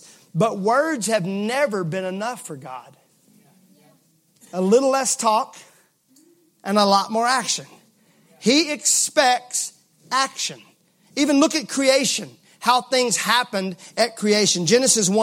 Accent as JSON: {"language": "English", "region": "Mississippi", "country": "United States", "said": "I'm from Mississippi"}